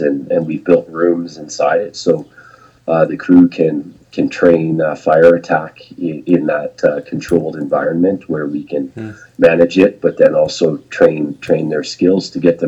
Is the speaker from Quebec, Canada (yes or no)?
no; a little town outside of Toronto, Ontario, Canada; also born or lived in Banff / Lake Louise; now in Big White, Canada; I grew up in a little town outside of Toronto